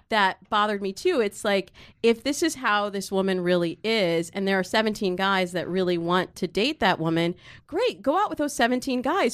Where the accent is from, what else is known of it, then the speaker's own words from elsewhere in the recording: Michigan, United States; I grew up in Michigan